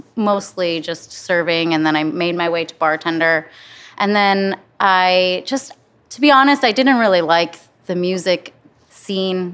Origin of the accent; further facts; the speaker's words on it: Flint, Michigan, United States; moved away as an adult; also born or lived in Los Angeles; now in Cincinnati, United States; I'm from Flint